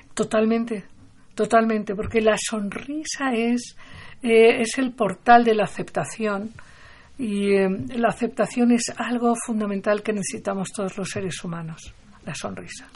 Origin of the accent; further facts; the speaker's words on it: Barcelona, Catalonia, Spain; Yo, cuando era niña, yo nací en Barcelona